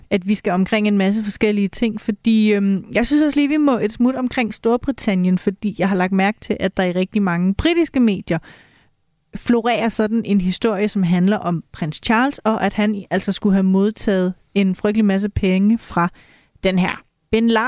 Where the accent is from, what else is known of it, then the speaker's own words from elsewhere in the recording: Tønder, Southern Denmark, Denmark; på Tønder togt. i min, i ja. min hjemby endda.